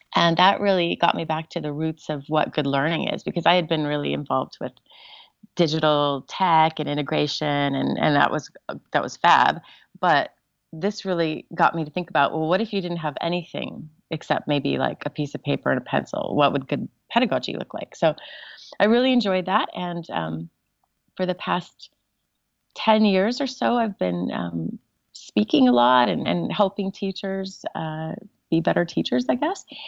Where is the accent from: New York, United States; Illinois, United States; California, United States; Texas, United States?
California, United States; Southern; I grew up in Southern California